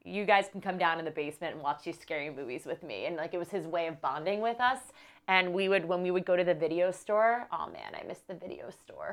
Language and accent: English; New York City, New York, United States; also born or lived in Accord, New York; I grew up in New York City, in Manhattan, but when I was about four, going on five, my parents, they bought a house in a place called Accord, New York